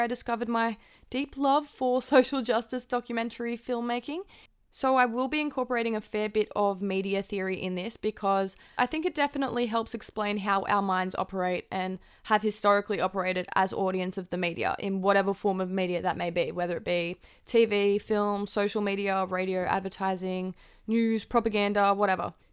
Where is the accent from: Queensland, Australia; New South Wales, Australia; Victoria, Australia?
New South Wales, Australia; Tamworth; moved away as an adult; now in Wollongong, Australia; I was born and raised in Tamworth, New South Wales, but I've lived in Wollongong, New South Wales for the last three and a half years studying.